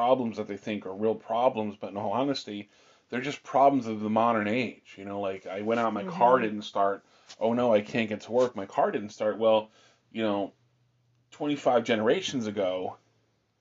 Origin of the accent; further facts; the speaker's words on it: Pennsylvania, United States; also born or lived in the South (US); now in Southern United States; we live in the South now, and we are from the North, my family and I. And for us in Pennsylvania